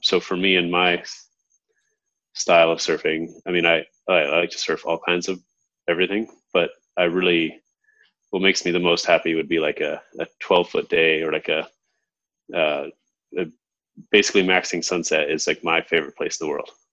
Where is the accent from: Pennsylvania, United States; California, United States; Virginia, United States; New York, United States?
California, United States; Hermosa Beach; moved away as an adult; now in Hawaii, United States; I grew up in Hermosa Beach, California, and moved to Hawaii when I was 18